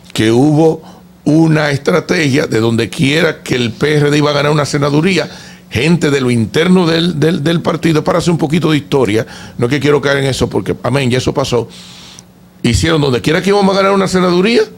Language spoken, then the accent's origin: Spanish; San Pedro de Macorís, Dominican Republic; yo que soy de San Pedro de Macorís